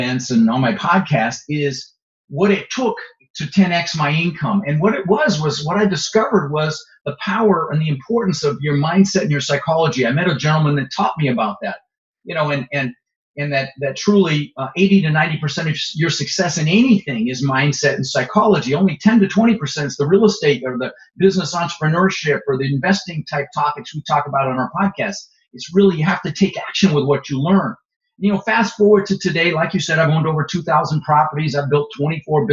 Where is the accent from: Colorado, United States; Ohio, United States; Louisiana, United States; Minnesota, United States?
Colorado, United States; Denver; moved away; also born or lived in Netherlands; I immigrated to this country when I was 6 years old. We immigrated from the Netherlands. I was born in Holland with my mother, Zvancha, my brother, Albert. And we ended up in Denver, Colorado, where I lived for 30 years.